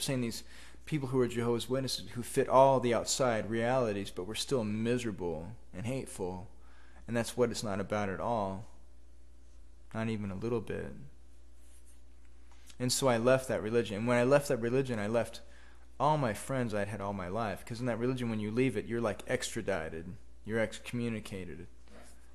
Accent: Sweet Home, Oregon, United States; growing up in Sweet Home, a poor logging town

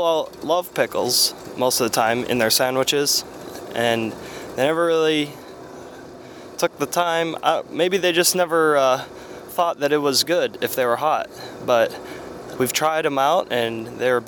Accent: Meadville, Pennsylvania, United States; my hometown, a small town in Meadville, Pennsylvania.

